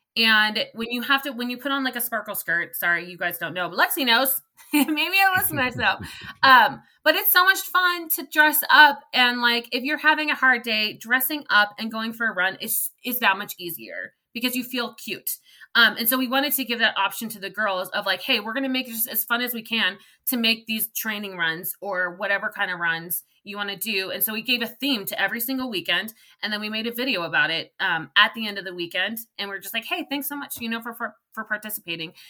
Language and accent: English; California, United States; I'm from California